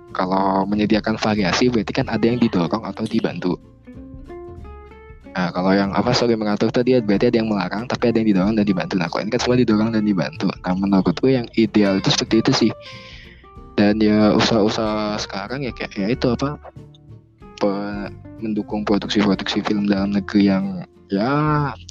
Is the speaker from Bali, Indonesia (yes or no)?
yes; Bali, Indonesia; tapi kalau dulu di daerahku di Bali ya masih orang-orang merasa kayak ya banyak kuliah juga memikirkan masalah kerja